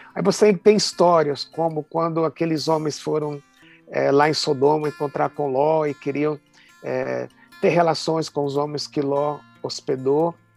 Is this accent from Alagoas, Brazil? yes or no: no; Recife, Pernambuco, Brazil; now in São Paulo, Brazil; Eu sou pernambucano, sou recifense